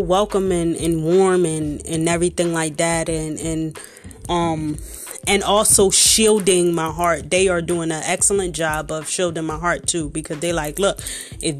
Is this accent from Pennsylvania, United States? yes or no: yes; Philadelphia, Pennsylvania, United States; I'm from Philly, so we use crazy as to represent everything